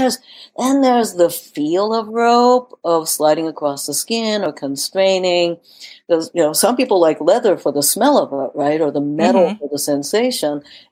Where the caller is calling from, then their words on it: California, United States; You know, I am talking from California, so dopey ropey means something a little different over here.